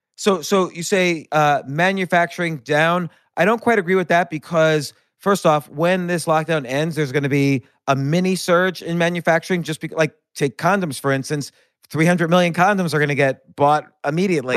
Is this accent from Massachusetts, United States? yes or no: no; New York City, New York, United States; I'm a New Yorker